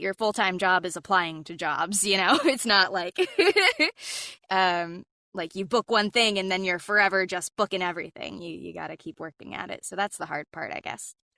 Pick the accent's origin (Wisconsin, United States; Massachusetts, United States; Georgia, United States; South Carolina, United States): Georgia, United States; Atlanta; moved away as an adult; now in Los Angeles, United States; Growing up in Atlanta, my dad was writing commercials for a living